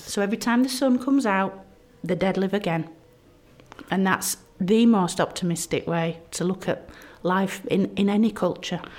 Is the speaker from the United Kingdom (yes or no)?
yes; Barnsley, Yorkshire and the Humber, United Kingdom; where I'm from, Yorkshire, and my hometown Barnsley